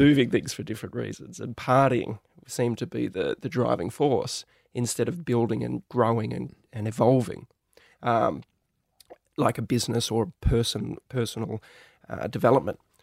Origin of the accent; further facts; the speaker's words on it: Australia; us growing up in Australia